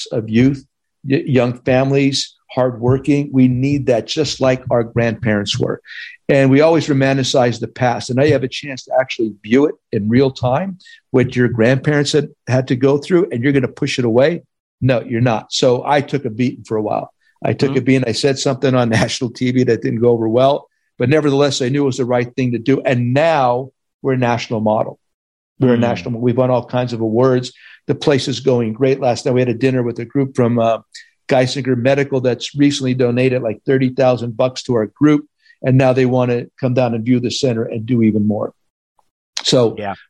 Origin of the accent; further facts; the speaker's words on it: Hazleton, Pennsylvania, United States; moved away; I came back to Hazleton for Christmas